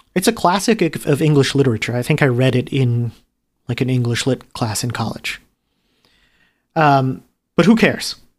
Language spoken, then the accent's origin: English; New Jersey, United States; also born or lived in New York City; I moved to New Jersey in the middle of second grade